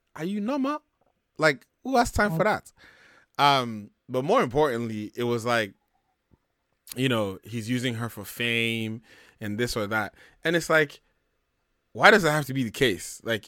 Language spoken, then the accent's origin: English; Nigeria; I think maybe just being a Nigerian man with some kind of pride.